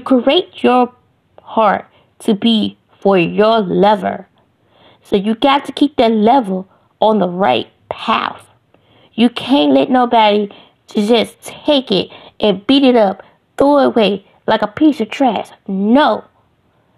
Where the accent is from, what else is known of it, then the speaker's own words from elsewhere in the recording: Ohio, United States; now in Greenville, United States; I live in Greenville, Mississippi, but I'm really from Ohio.